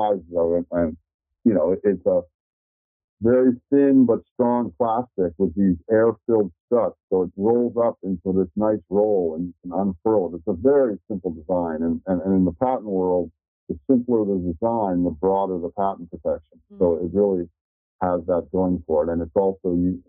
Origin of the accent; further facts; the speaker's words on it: Miami, Florida, United States; moved away; also born or lived in Tallahassee, Florida; I grew up in Miami and I went to Florida State and Tallahassee